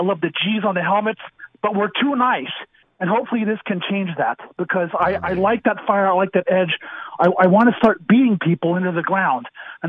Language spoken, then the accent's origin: English; Seattle, Washington, United States; I grew up in Seattle.